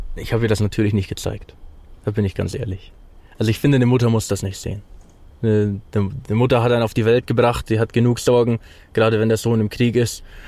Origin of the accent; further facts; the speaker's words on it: Germany; moved away as an adult; now in Ukraine; ich als Deutscher